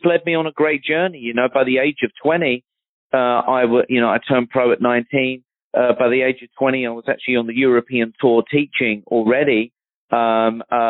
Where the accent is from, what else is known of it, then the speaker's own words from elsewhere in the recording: Surrey, South East England, United Kingdom; moved away; I'm from Surrey, back in London